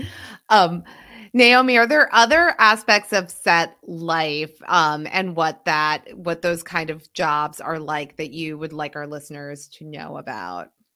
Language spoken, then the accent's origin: English; Pennsylvania, United States; my home state of Pennsylvania